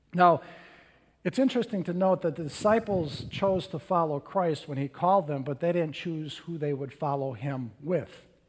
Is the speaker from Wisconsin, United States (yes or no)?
yes; Little Chute, Wisconsin, United States; I grew up in Little Chute, Wisconsin